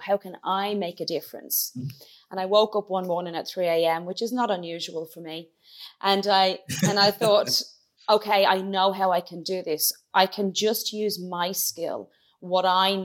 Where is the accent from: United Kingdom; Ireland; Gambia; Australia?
Ireland; also born or lived in Dublin / County Kilkenny; I'm from Dublin, but I grew up in County Clare and Kilkenny